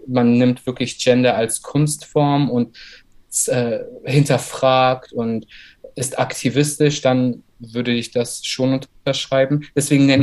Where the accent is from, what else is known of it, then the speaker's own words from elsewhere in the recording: Berlin, Germany; also born or lived in Baku, Azerbaijan / Saarland / Cologne; meine Familie ist zusammen mit mir 1996 nach Deutschland gezogen. Erstmal ins Saarland und ein halbes Jahr später nach Berlin. Mhm. Äh, genau, und seitdem ich denken kann und seitdem ich mich auch wirklich erinnern kann, lebe ich in Berlin